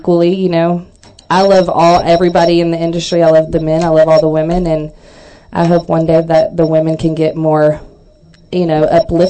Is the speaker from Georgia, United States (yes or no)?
no; Texas, United States; I'm a Texas girl and raised in little towns